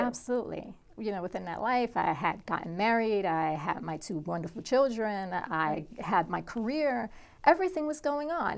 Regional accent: New York City, New York, United States; I grew up in Brooklyn, New York, back in the '80s

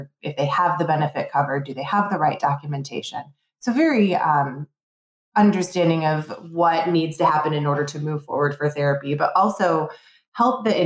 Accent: Plymouth-Canton area, Michigan, United States; I born and raised in Michigan. I left for about 10 years, but I grew up in the Plymouth Canton area

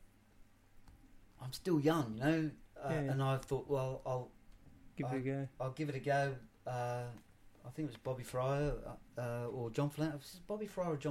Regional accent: Australia; accent: Australian; also born or lived in England; I'm an Australian accent, but I'm Pommy born.

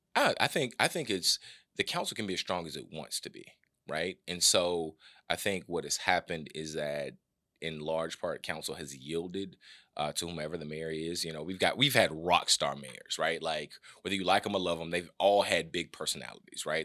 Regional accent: Atlanta, Georgia, United States; I'm born and raised in the West End, uh, Oakland City to be exact.

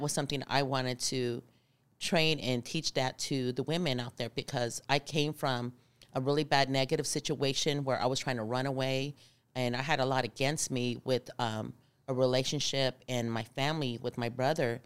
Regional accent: Arizona, United States; I'm from Arizona

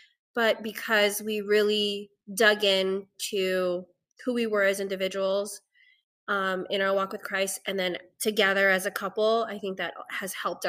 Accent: Philippines; as a Filipina who has depression and anxiety, and it's taken me a long time to even be okay with saying

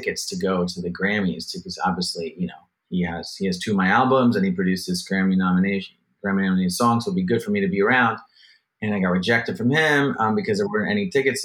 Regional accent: New Jersey, United States; also born or lived in Los Angeles / Brooklyn, New York; now in New York City, United States; I'm a Jersey guy originally.

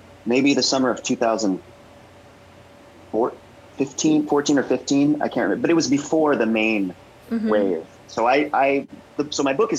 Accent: the South, United States; not just in the South, but in my home state

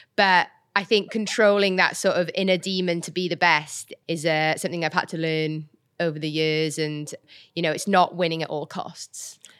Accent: Welsh, Wales, United Kingdom; also born or lived in Birmingham; I'm Welsh

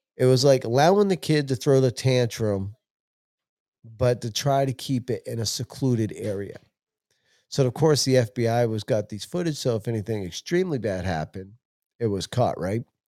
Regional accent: California, United States; now in Maine, United States; I'm from California

